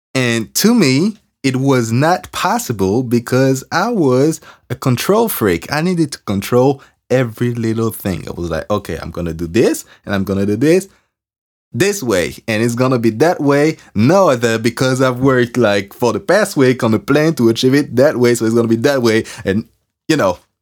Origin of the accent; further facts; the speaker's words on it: France; accent: French; English is a second language; I'm working on my accent because I'm French